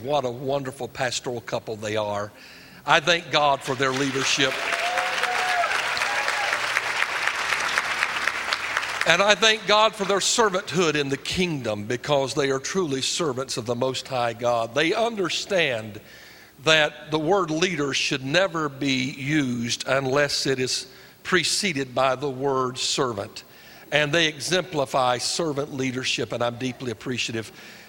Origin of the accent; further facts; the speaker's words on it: Fayetteville, North Carolina, United States; I was raised in Fayetteville. So I'm a Fort Bragg brat and Pope Air Force Base.